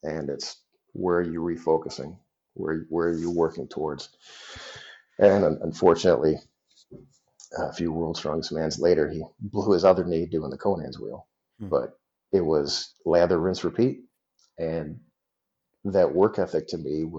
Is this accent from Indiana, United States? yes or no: no; Detroit, Michigan, United States; moved away as an adult; also born or lived in Kalamazoo, Michigan / Las Vegas, Nevada; now in DeKalb, United States; growing up in Detroit